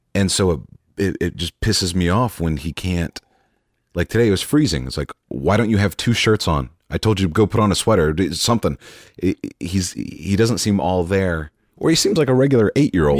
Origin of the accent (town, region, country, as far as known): Dallas, Texas, United States